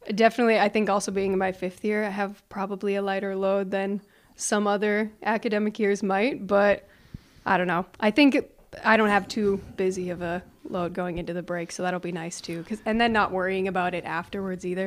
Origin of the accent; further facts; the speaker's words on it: Canada; now in Sioux Center, United States; I'm from Canada